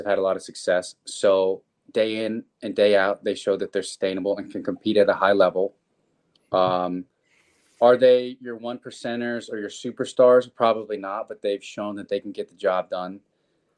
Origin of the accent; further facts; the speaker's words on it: the South, United States; I'm from the South. I know my family's from the Northeast